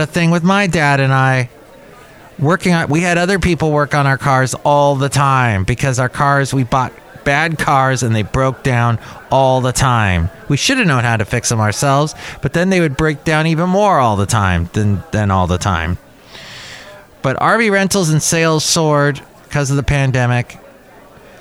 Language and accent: English; Canada; I'm Canadian